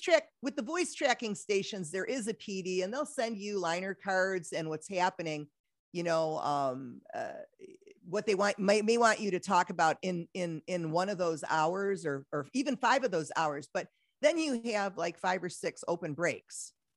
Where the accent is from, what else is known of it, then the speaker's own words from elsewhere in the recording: Detroit, Michigan, United States; moved away as an adult; I'm back in Detroit, my hometown